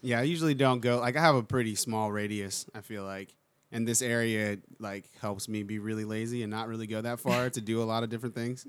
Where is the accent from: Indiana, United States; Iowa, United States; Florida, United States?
Florida, United States; Palm Beach Gardens; moved away as an adult; also born or lived in San Francisco; now in Orlando, United States; South Florida, like West Palm, Palm Beach